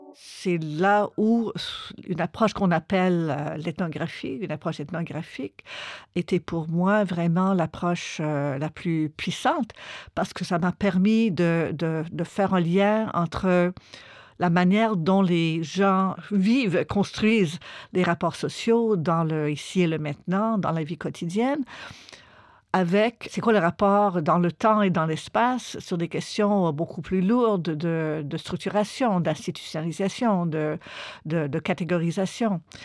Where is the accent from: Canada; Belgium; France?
Canada; Montreal, Quebec; j'ai grandi à Montréal, au Québec, au Canada